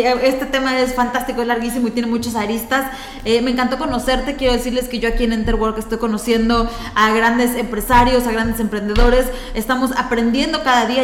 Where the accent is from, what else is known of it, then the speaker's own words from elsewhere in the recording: Yucatán, Mexico; nosotros, como yucatecos, como mexicanos